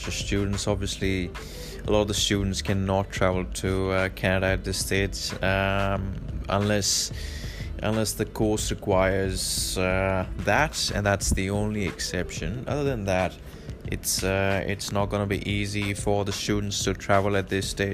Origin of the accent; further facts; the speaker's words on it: Victoria, Australia; also born or lived in Point Cook, Melbourne; I'm from Victoria